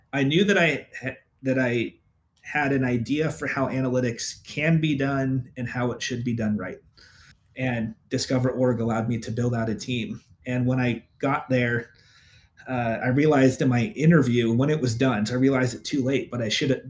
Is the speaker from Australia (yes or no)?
no; San Francisco Bay Area, Northern California, United States; now in Portland, United States; I grew up in the Bay Area, so I grew up in Northern California.